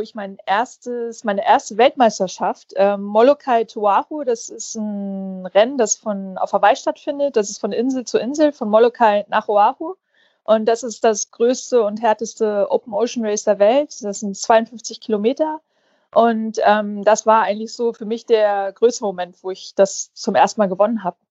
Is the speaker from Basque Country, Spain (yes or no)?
no; Fuerteventura, Canary Islands, Spain; ich bin ja auf Fuerteventura aufgewachsen, also das gehört ja zu, zu Spanien